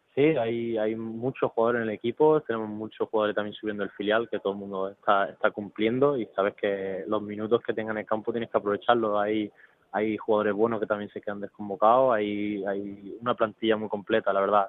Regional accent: Málaga, Andalusia, Spain; yo soy malagueño

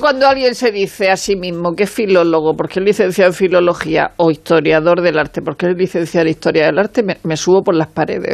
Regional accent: Region of Murcia, Spain; siendo de Murcia, con lo cual tengo un acento particular

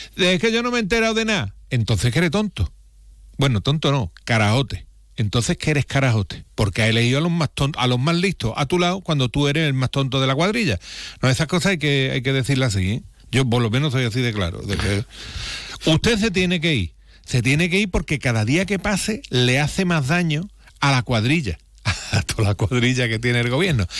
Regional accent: Andalusia, Spain; así se nota que somos los andaluces

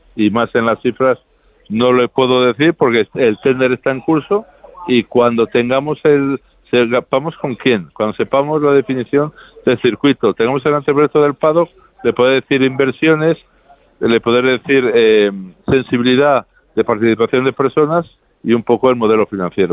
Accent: Spain; Yo como español

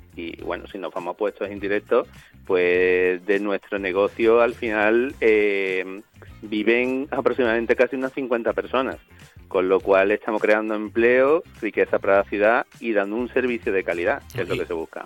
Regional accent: Cádiz, Andalusia, Spain; toda la plantilla, eh, incluidos los socios fundadores y demás, todos somos de Cádiz

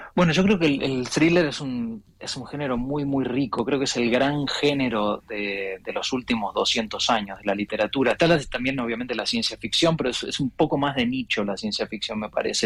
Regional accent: Buenos Aires, Argentina; moved away as an adult; yo soy porteño, em, pero no vivo en Buenos Aires hace 20 años

